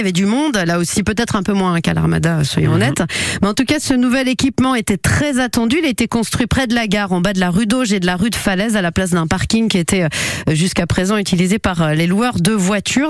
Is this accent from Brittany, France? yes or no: yes; Brittany, France; je suis bretonne